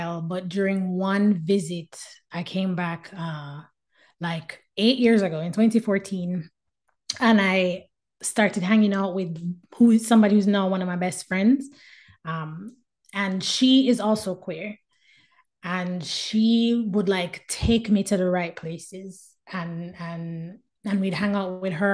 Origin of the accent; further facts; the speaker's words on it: Jamaica; as a Jamaican